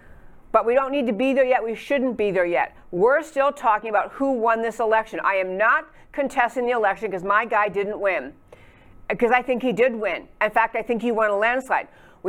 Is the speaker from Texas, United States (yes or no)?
yes; Texas, United States; I'm a Texan, he's our senator